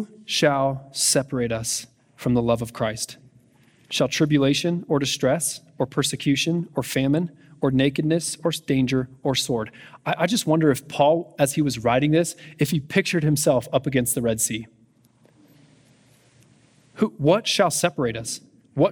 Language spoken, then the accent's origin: English; United States; as Americans